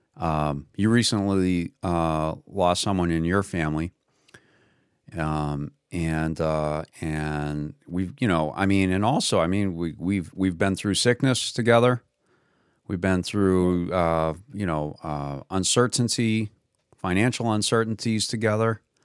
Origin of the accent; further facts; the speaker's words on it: Massachusetts, United States; that's in Massachusetts, which is where I'm originally from as well